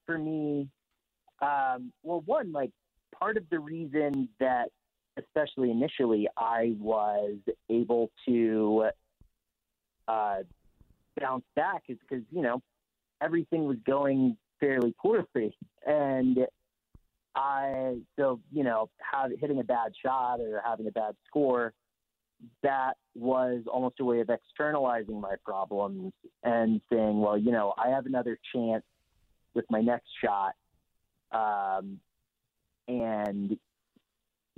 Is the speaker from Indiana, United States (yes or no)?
no; Tryon, North Carolina, United States; I'm from Western North Carolina, a little town called Tryon.